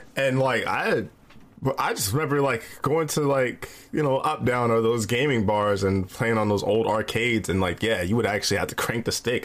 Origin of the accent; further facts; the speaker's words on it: Midwest, United States; I'm from the Midwest